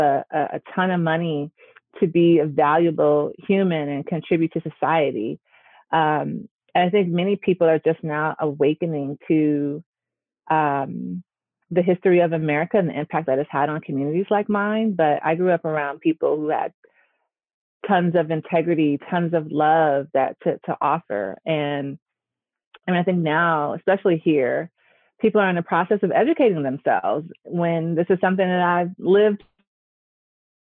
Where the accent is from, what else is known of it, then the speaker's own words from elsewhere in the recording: Gary, Indiana, United States; I grew up in Gary, Indiana, which is literally about 20 minutes outside of Chicago